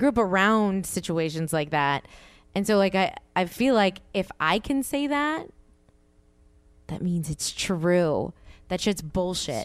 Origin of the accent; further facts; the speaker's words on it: the South, United States; I'm from the South